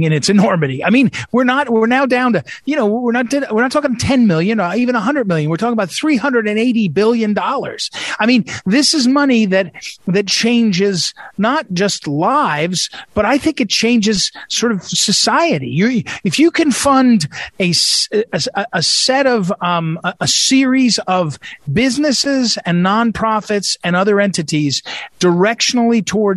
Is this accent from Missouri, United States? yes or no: yes; Missouri, United States; I come from Missouri